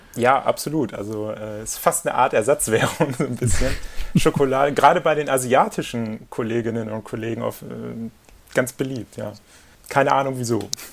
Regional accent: Papenburg, Lower Saxony, Germany; moved away; Wir teilen uns ja die Geburtsstadt und äh, in Papenburg eben

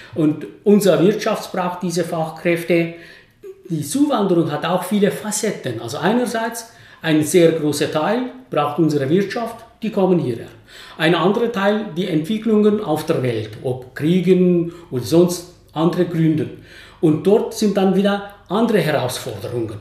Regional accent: Basel, Basel-Stadt, Switzerland; als Basler

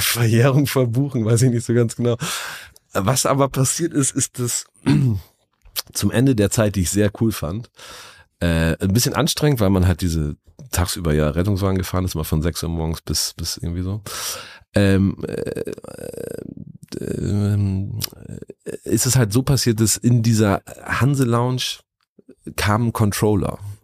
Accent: Lower Saxony, Germany; moved away as an adult; now in Hamburg, Germany; ich komme aus Niedersachsen vom Land und bin da an einem Landgasthof aufgewachsen

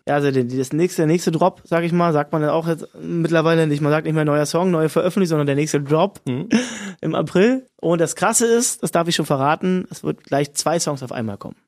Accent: Cottbus, Brandenburg, Germany; in meiner Heimatstadt Cottbus

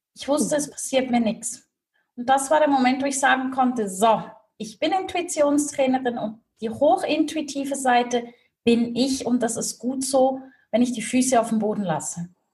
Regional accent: Switzerland; Swiss made, Swiss raised.

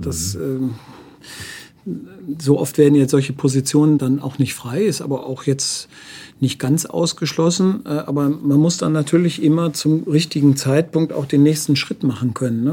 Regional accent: Wuppertal, North Rhine-Westphalia, Germany; now in Nuremberg, Germany; ich komme ja aus Wuppertal

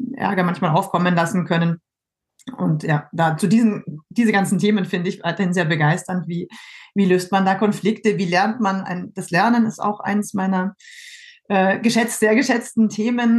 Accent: Germany; moved away as an adult; now in France; Ich ähm, bin ja Deutsche und ähm, habe so mehr oder weniger aus Zufall oder zum Mal ausprobieren in jungen Jahren in Frankreich äh, angefangen zu studieren und das hat mir dann ganz gut gefallen und ich bin geblieben

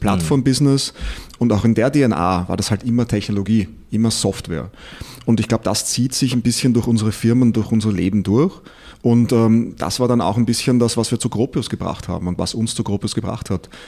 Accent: Austria; moved away; ich bin Österreicher, äh, komme ein bisschen woanders her

